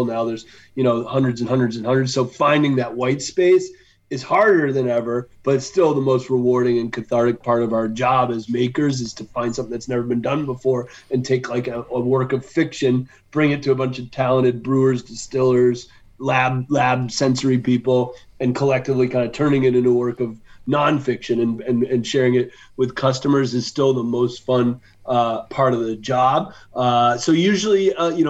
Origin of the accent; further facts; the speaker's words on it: Western Massachusetts, United States; I grew up in Western Massachusetts.